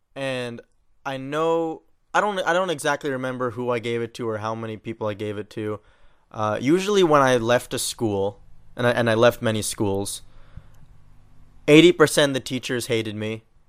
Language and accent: English; New York, United States; moved away; I'm from New York